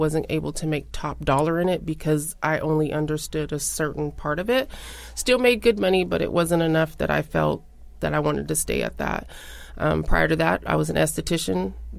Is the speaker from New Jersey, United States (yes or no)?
no; Tacoma, Washington, United States; So I'm originally from Tacoma, Washington.